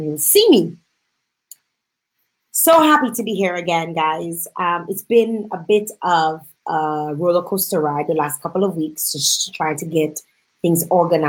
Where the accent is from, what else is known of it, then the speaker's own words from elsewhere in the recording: Dominica; now in Canada; my home country, Dominica